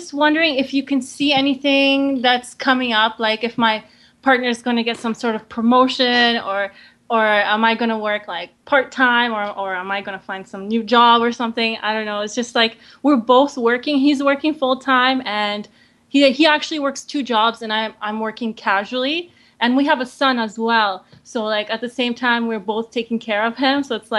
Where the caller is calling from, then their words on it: Kootenays, British Columbia, Canada; I'm calling from British Columbia in the Kootenays.